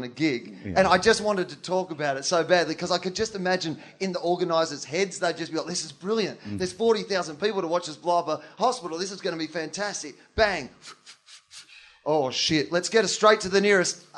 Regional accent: Australia; I'm from Australia

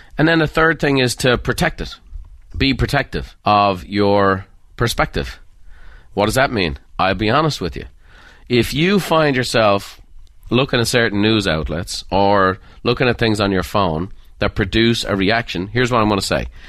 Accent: Dublin, Leinster, Ireland; Dublin. And that's, uh, my hometown.

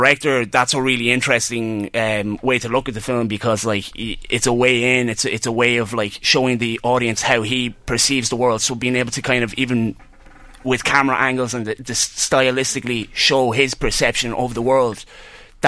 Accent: Kells, Leinster, Ireland; my hometown in Kells, out in Grove Gardens. Keep it Kells

